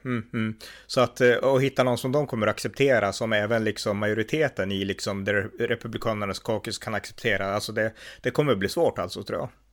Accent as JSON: {"language": "Swedish", "country": "Sweden", "tie": "born or raised there", "said": "jag är uppväxt i Sverige, jag har bott här hela mitt liv."}